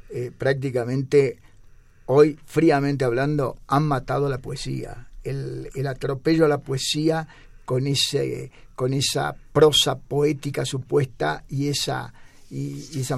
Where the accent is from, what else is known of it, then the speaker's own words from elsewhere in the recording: Mexico; si nosotros, hablo como mexicano, nos llegamos a ir de México, te digo, tienen que cerrar a Estados Unidos